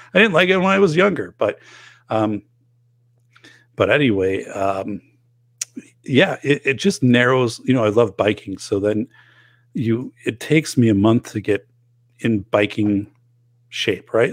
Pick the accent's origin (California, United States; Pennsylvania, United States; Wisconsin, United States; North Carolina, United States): Wisconsin, United States; northern; now in Portage, Wisconsin, United States; in my hometown where I grew up, in northern Wisconsin